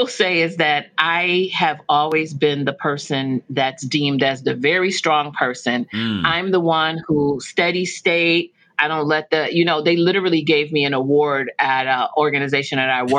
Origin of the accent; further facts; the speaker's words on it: London, United Kingdom; born there; I was born in London, England.